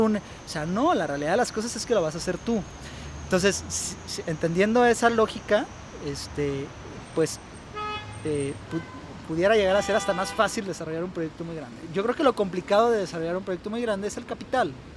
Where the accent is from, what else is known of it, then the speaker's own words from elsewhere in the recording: Guadalajara, Jalisco, Mexico; moved away as an adult; now in Aguascalientes, Mexico; yo soy de aquí de Guadalajara y toda esa experiencia la he tomado aquí en Guadalajara